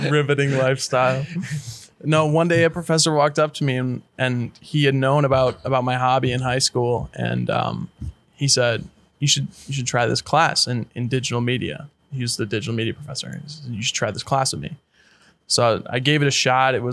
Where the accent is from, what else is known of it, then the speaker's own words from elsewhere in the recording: St. Louis Park, Minnesota, United States; Born and raised in Minneapolis, Minnesota, in a suburb just to the west side of Minneapolis, St. Louis Park.